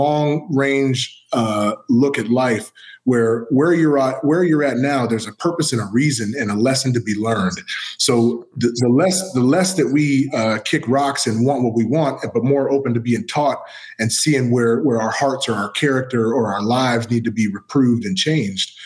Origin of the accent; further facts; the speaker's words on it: San Diego, California, United States; I was born in San Diego